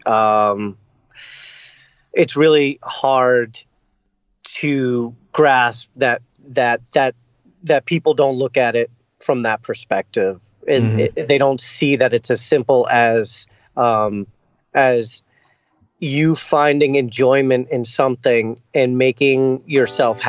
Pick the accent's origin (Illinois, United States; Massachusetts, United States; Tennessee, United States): Massachusetts, United States; Boston; I grew up in Boston, and I played in bands my whole life. So I love this city.